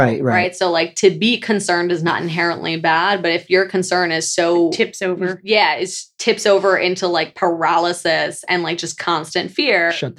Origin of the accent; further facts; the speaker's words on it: New Jersey, United States; moved away as an adult; now in Central Jersey, United States; we're both from North Jersey and we acknowledge the existence of Central Jersey. But apparently there's this debate that Central Jersey does not exist. And then I moved down here